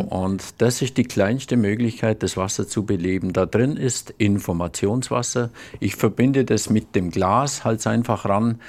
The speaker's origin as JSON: {"language": "German", "area": "Allgäu", "region": "Bavaria", "country": "Germany", "said": "ich komme aus dem Allgäu, aus dem wunderbaren Allgäu die wohl wunderbarste Region der Welt"}